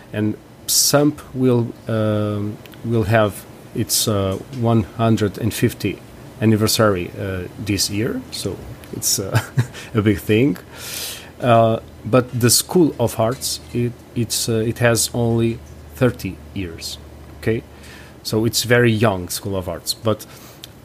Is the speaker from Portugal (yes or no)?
yes; Tomar, Centro, Portugal; also born or lived in Leiria, Portugal; I'm a saxophonist from Tomar, a city in the middle of Portugal, in the center of the country